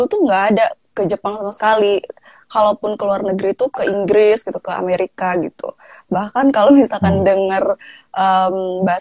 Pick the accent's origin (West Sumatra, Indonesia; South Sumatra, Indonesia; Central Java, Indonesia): South Sumatra, Indonesia; Palembang; also born or lived in Lampung; oh uh, saya uh, Sumatera Selatan